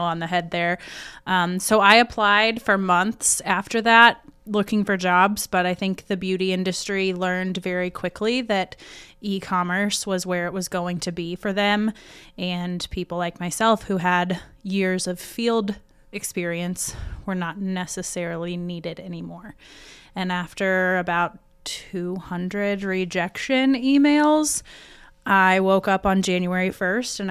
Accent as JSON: {"language": "English", "town": "Selma", "region": "Indiana", "country": "United States", "tie": "born or raised there", "also_born_or_lived": "Muncie, Indiana / Pendleton, Indiana / Fishers, Indiana", "lives_now": "Yorktown, United States", "said": "I've kind of been all around East Central Indiana. But I would definitely say that I grew up the most in Selma"}